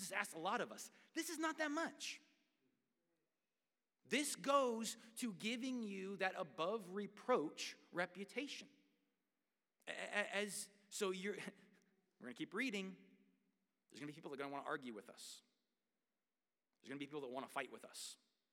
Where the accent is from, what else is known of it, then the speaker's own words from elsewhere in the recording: United States; I am proud to be an American.